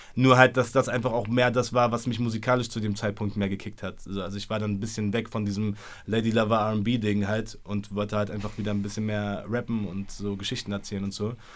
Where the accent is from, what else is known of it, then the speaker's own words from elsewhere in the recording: Berlin, Germany; so mit 15, 16, so als Berliner Junge, keine Ahnung, so in Schöneberg auf der Schule